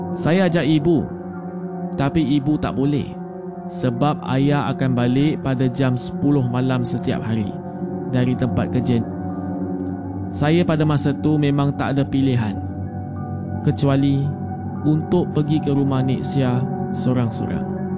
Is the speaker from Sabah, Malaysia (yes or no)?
yes; Kota Kinabalu, Sabah, Malaysia; saya berasal dari Kota Kinabalu, Sabah.